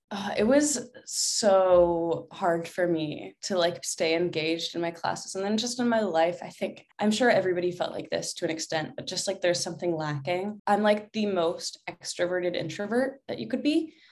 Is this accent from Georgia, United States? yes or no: yes; Atlanta, Georgia, United States; moved away as an adult; also born or lived in Alabama / upstate New York; now in Los Angeles, United States; when I was one, my family and I moved to Atlanta and lived there until I turned eighteen